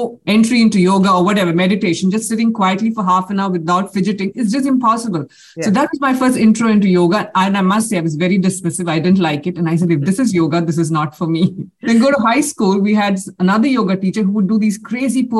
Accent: India; now in United States; I'm an Indian. I grew up in India.

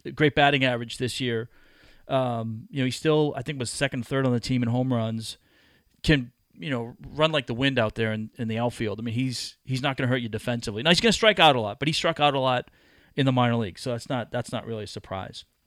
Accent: Massachusetts, United States; I grew up in Massachusetts

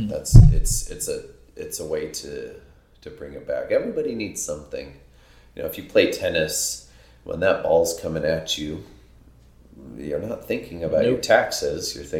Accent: Colorado, United States; my hometown, Colorado.

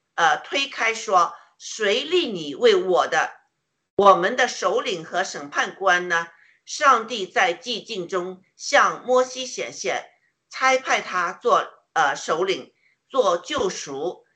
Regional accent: China; 我们中国人

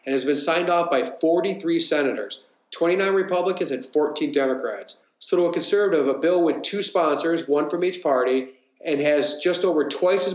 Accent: Michigan, United States; moved away as an adult; I'm from Michigan, or what I like to call the Kentucky of the North.

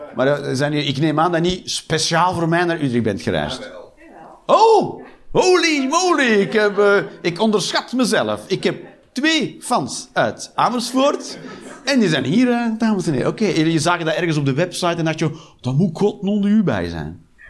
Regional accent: Westmalle, Flanders, Belgium; moved away as an adult; also born or lived in Antwerp; now in Eindhoven, Netherlands; ik ben opgegroeid in Westmalle.

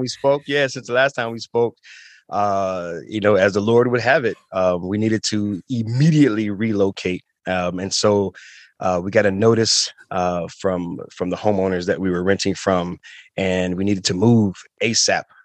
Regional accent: Toledo, Ohio, United States; also born or lived in Chicago, Illinois; born in Chicago, grew up in Toledo, uh, and we moved there when I was about seven years old

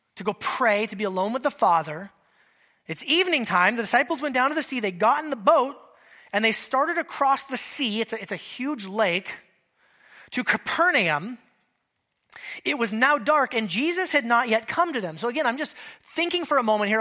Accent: Alaska, United States; a kid growing up in Alaska, I spent a decent amount of time in, in that size of a fishing boat

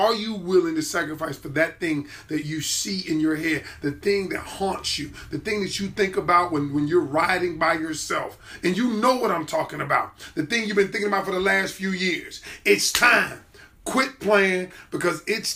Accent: Atlanta, Georgia, United States; I'm from the A, baby

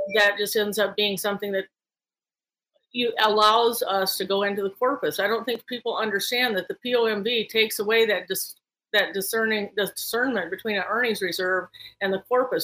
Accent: Talkeetna, Alaska, United States; also born or lived in Palmer, Alaska; I grew up in Talkeetna

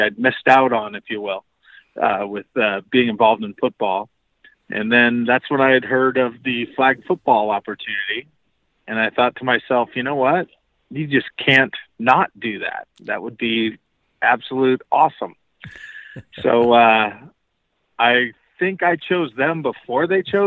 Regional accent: Bay Area, California, United States; now in Montana, United States; I'm originally from the Bay Area in California

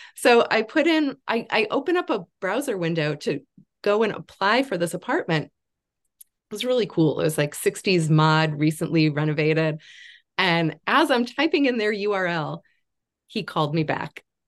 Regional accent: Chicago, Illinois, United States; moved away as an adult; also born or lived in Kansas City, Missouri; now in Beacon, New York, United States; I'm originally from the Chicago area and went away to college in Kansas City, Missouri.

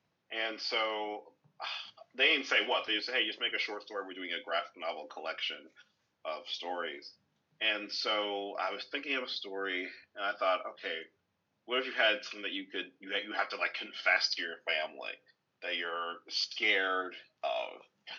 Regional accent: Flemington, New Jersey, United States; also born or lived in Branchburg, New Jersey; I'm originally from Branchburg, New Jersey. Actually born and raised in Flemington, New Jersey, which is like a very country area in Jersey.

